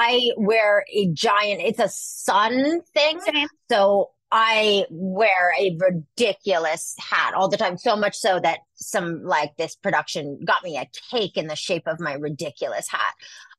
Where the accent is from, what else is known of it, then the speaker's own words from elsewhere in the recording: Montreal, Quebec, Canada; Yeah, I'm from Montreal.